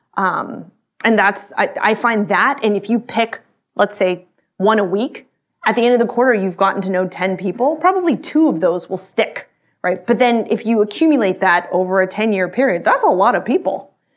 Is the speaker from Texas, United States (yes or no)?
yes; Austin, Texas, United States; I grew up in Texas, in Austin